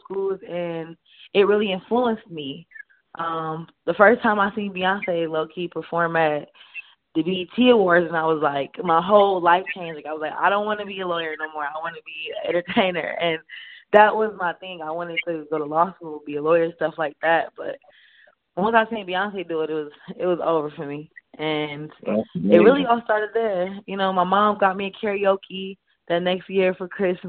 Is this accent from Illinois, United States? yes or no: no; Canton, Ohio, United States; moved away as an adult; now in Georgia, United States; I'm from Canton, Ohio, Hall of Fame City.